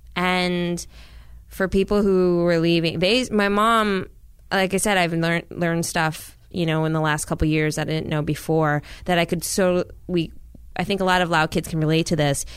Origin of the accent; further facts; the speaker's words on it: Minnesota, United States; also born or lived in Washington, D.C. / Laos (parents' origin); I was born in D C. We pretty quickly ended up in Minnesota.